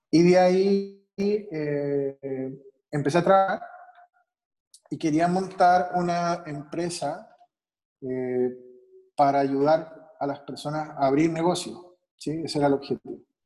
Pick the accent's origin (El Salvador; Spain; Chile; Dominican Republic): Chile; Santiago, Santiago Metropolitan Region; also born or lived in Mexico City / Guadalajara; now in Mexico; Yo soy chileno, de Santiago